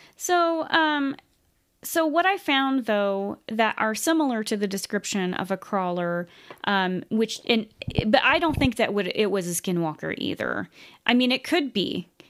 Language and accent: English; United States; I just say Native American because we're from the United States